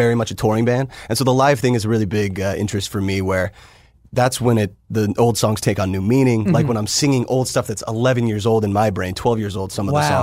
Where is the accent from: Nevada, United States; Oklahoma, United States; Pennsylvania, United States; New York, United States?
Nevada, United States; Las Vegas; also born or lived in St. George, Utah; Vegas is really my home. I mean, that's where, you know, I was raised